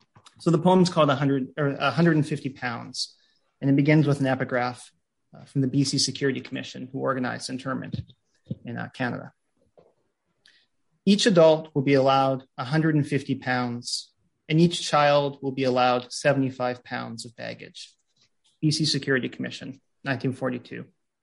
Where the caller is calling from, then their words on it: New York City, New York, United States; I'm calling in from New York City, so I want to acknowledge that where I am right now in New York is unceded ancestral land of the Lenape people